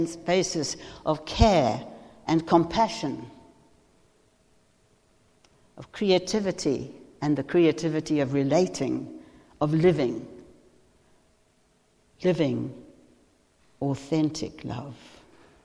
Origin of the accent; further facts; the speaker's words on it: South Africa; moved away as an adult; now in England, United Kingdom; I like to think that after 42 years here, I am English. But yes, South Africa is where my origins are.